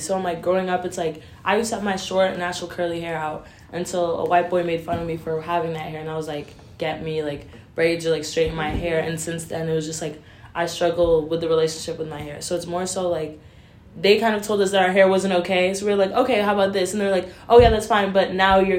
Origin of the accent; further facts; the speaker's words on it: Utah, United States; I'm from Utah.